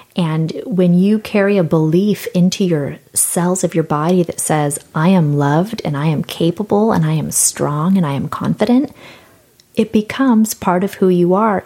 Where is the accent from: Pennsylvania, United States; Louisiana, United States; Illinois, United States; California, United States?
California, United States; San Diego; I'm from San Diego.